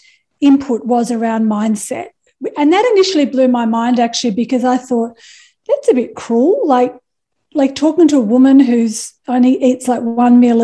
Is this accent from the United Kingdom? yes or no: no; Perth, Western Australia, Australia; I was a young mum. I was from Perth.